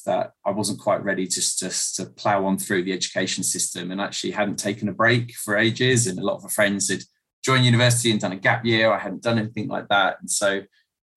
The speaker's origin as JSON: {"language": "English", "area": "South Coast", "region": "South East England", "country": "United Kingdom", "tie": "born or raised there", "also_born_or_lived": "Ghana / Liberia", "moved": "as an adult", "said": "I grew up on the South Coast, and in a really happy but modest family environment"}